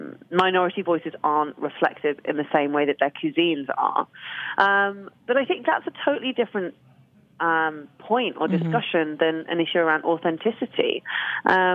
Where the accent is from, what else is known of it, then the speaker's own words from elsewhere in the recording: London, United Kingdom; moved away; back to London. So I kind of was born there, moved away and came back.